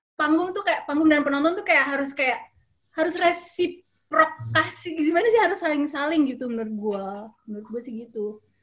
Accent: Jakarta, Indonesia; also born or lived in Germany; lahir di Jerman, terus dibawa ke, ke, ke Jakarta, berapa bulan nginep di rumah tante gua di, di Tomang gitu. Eh, udah gitu dapet rumah di Kelapa Gading

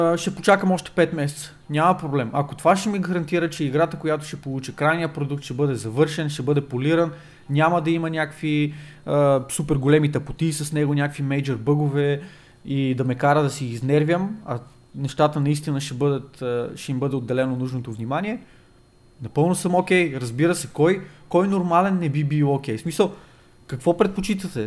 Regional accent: Bulgaria; ние сме от България

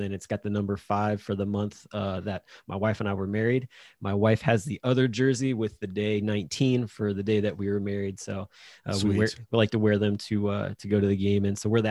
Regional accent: Indiana, United States; now in Ohio, United States; I grew up in Indiana, so I'm a Hoosier fan.

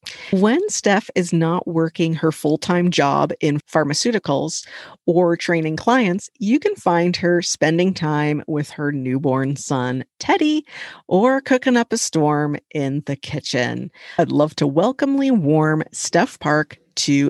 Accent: Toronto, Ontario, Canada; my hometown, Toronto.

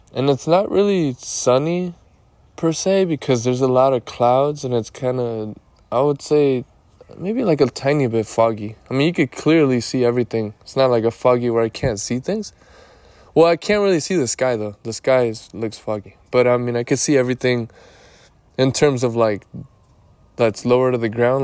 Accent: Lake Elsinore, California, United States; I am in my hometown, which is Lake Elsinore

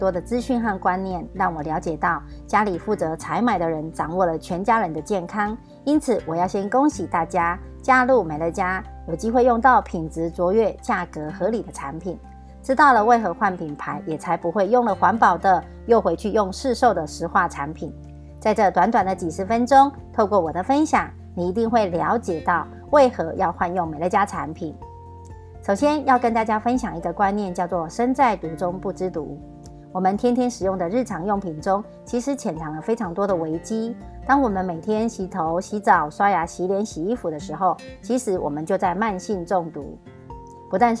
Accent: Miaoli County, Taiwan; 大家好，我是苗栗的

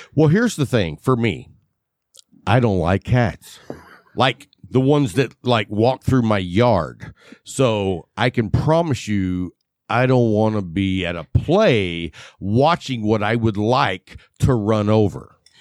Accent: West Texas, United States; accent: West Texas; I can't pronounce a lot of words because I grew up in West Texas

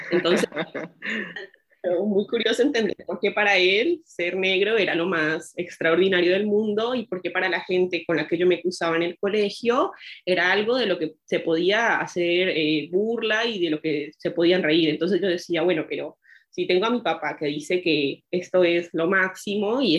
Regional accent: Bogotá, Colombia; now in Buenos Aires, Argentina; Yo crecí en Bogotá, que es un lugar donde la mayoría de personas son personas blanco-mestizas.

